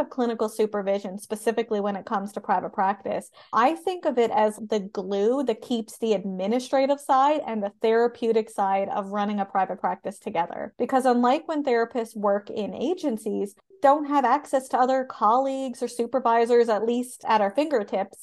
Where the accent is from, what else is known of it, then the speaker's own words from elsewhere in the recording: Canada; I am a Canadian social worker